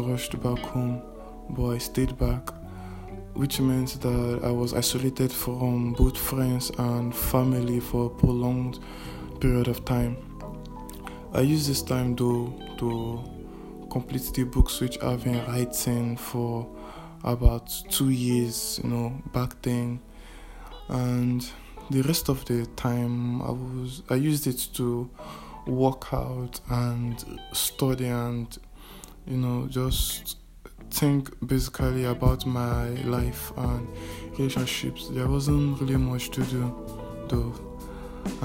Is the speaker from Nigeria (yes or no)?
yes; Nigeria; from Nigeria.